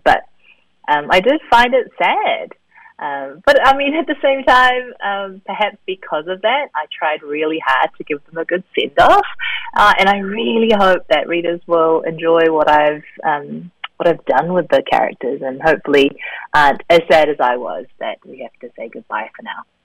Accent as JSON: {"language": "English", "country": "New Zealand", "tie": "born or raised there", "also_born_or_lived": "South Korea", "said": "having grown up in New Zealand as a Korean kid. I was born in Korea and moved to New Zealand when I was three"}